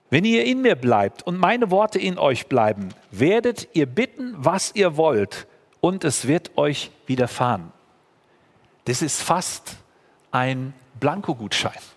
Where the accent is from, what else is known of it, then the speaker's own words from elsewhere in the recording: Germany; als Deutsche